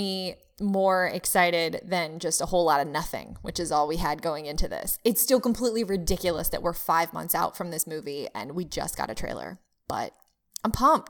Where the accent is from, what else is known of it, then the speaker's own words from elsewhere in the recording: Manhattan, New York, United States; born there; I was born in Manhattan.